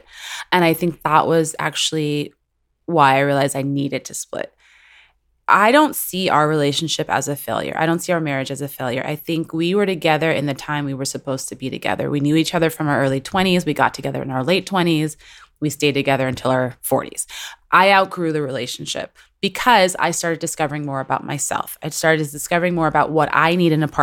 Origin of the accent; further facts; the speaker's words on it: New York City, New York, United States; now in Los Angeles, United States; I will always at the core and in my heart be a Latina, Dominican American from New York City